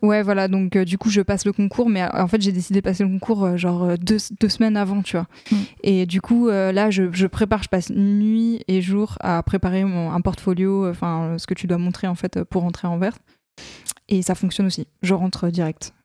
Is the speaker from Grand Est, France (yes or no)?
yes; Lorraine, Grand Est, France; J'ai grandi en Lorraine